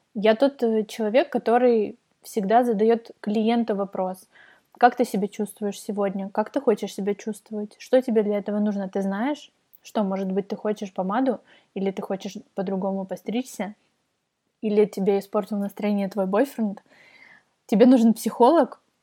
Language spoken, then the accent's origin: Russian; Kyiv, Ukraine; also born or lived in Kharkiv; в семь э, мы переехали в Киев из Харькова. Я родилась в Харькове. Э, мы переехали в Киев, я пошла в Тодос